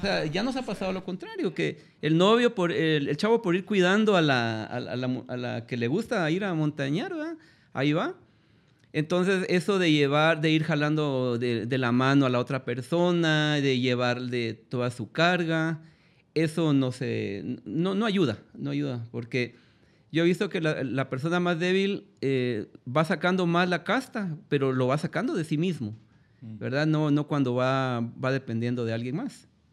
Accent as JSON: {"language": "Spanish", "country": "Guatemala", "said": "nosotros mismos como guatemaltecos"}